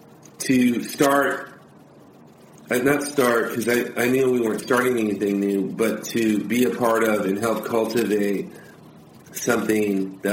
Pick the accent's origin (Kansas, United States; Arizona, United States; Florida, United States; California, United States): California, United States; Los Angeles; now in Orange County, United States; I'm actually not an Orange County kid. I was born in Harbor City, in the South Bay. So I'm a South Bay.